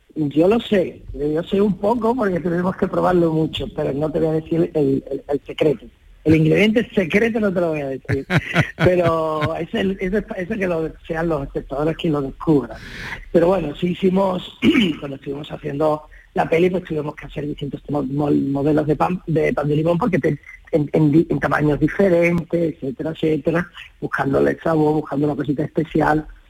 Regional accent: Lebrija, Andalusia, Spain; aquí está lo, lo más importante de mi vida, es Lebrija

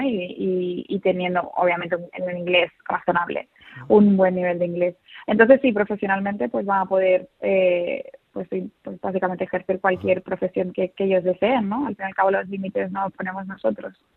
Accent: Seville, Andalusia, Spain; also born or lived in Madrid; nací en Madrid, pero como muy joven nos mudamos toda la familia a Sevilla

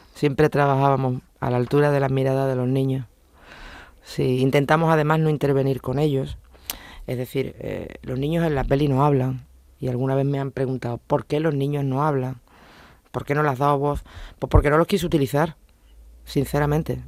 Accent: Huelva, Andalusia, Spain; moved away as an adult; now in Seville, Spain; yo no soy de Sevilla, soy de Huelva, me vine aquí a hacer primero de Sevilla y primero de derecho

